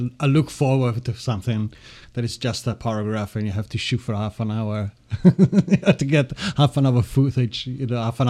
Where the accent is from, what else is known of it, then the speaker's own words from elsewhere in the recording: Ireland; I was used to from Ireland anyway. It's quite similar. Get four seasons in a day.